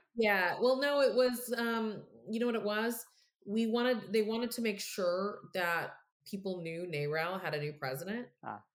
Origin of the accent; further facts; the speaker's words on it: Texas, United States; I'm from Texas